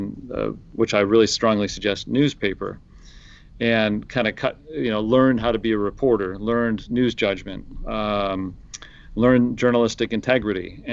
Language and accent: English; Detroit, Michigan, United States; moved away as an adult; I grew up in Michigan, in Detroit, and I was, you know, went to school at Michigan State. So Michigan, I never lived anywhere else